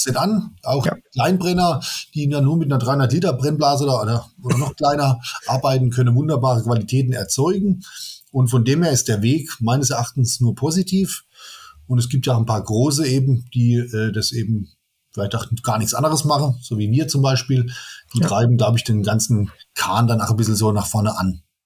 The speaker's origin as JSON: {"language": "German", "town": "Amorbach", "region": "Bavaria", "country": "Germany", "tie": "born or raised there", "said": "zu meinem Heimatort Ammerbach"}